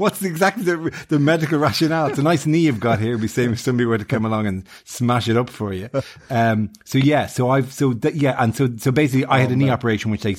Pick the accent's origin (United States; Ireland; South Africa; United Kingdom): Ireland; us in Ireland